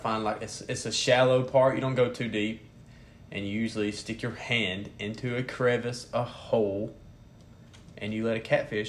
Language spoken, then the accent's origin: English; Alabama, United States; As far as being in a southern state that was more laid back. I mean, especially where I'm from, everyone knows everyone, so it's kind of hard to keep a secret in that place.